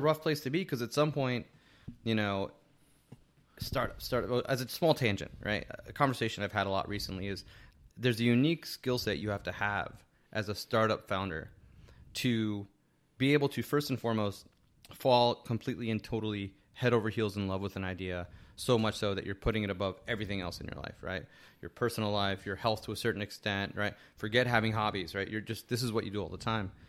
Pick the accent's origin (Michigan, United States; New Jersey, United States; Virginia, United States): New Jersey, United States; Hackensack; I grew up in Hackensack, New Jersey